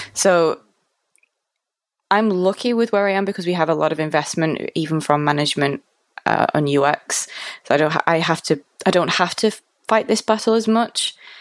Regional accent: Manchester, North West England, United Kingdom; So I'm from Manchester

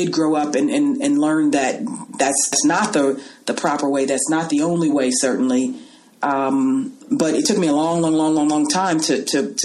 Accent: Los Angeles, California, United States; also born or lived in New York; I was raised in Los Angeles

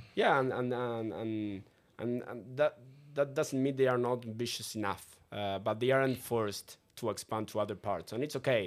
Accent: Uruguay; I, I lived my, my entire life in, in Uruguay

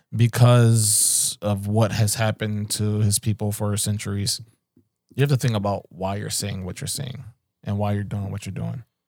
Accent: Philadelphia, Pennsylvania, United States; I'm coming from West Philly

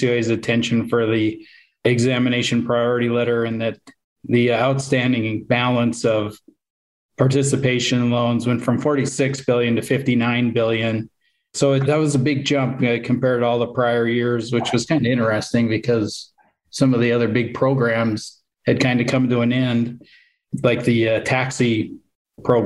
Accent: Montana, United States; I would start out as an examiner out here in Montana and quickly had to deal with a couple of failures of small institutions around my hometown

